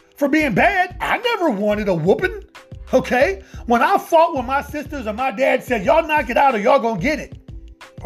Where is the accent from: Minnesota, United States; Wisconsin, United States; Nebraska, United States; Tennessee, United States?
Nebraska, United States; Omaha; now in Atlanta, United States; my hometown of Omaha. Shout out to Omaha, Nebraska